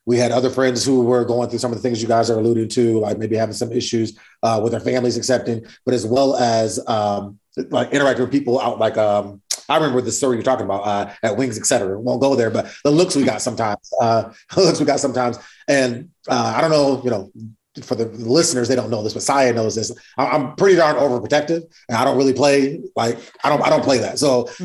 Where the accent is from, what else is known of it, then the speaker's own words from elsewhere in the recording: East Lansing, Michigan, United States; we grew up in East Lansing, Michigan